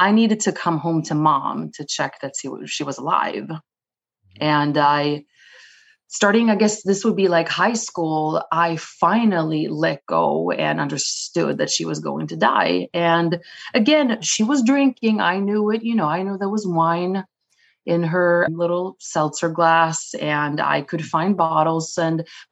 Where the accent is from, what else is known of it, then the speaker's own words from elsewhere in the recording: Sweden; English is a second language; also born or lived in Israel; now in New York City, United States; I am based in New York City, but born and raised in Sweden.